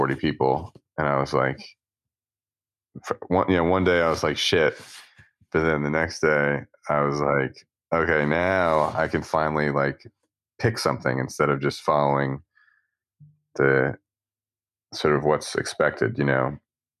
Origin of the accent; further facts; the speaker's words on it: Philadelphia, Pennsylvania, United States; I grew up in suburbs of Philadelphia